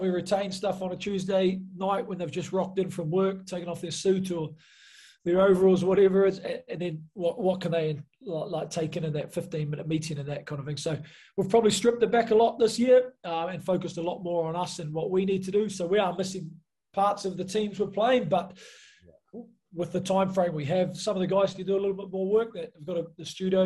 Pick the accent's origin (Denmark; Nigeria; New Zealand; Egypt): New Zealand; moved away as an adult; also born or lived in Nottingham, England; I come from New Zealand